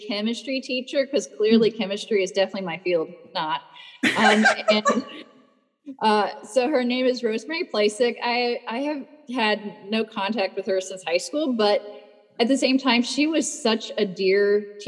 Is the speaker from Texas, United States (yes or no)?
yes; North Texas, United States; I remember growing up in North Texas, where we had grapevines growing over a trellis in our backyard